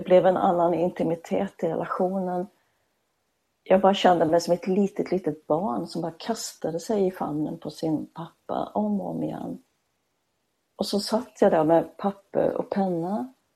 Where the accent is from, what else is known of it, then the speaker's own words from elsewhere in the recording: Småland, Sweden; accent: Småland; du hör ju att jag är smålänning